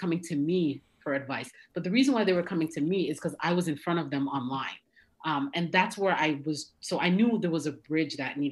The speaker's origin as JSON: {"language": "English", "town": "Toronto", "region": "Ontario", "country": "Canada", "tie": "born or raised there", "moved": "as an adult", "lives_now": "United States", "said": "I'm originally from Canada, born and raised in Toronto."}